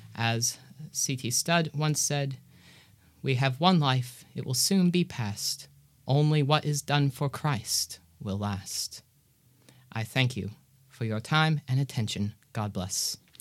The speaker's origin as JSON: {"language": "English", "region": "Georgia", "country": "United States", "said": "I am from Georgia and presently in Cape Town, South Africa"}